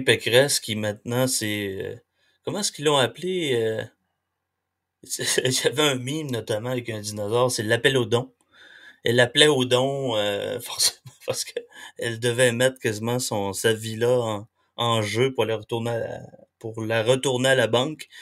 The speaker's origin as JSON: {"language": "French", "region": "Quebec", "country": "Canada", "said": "quand on est québécois"}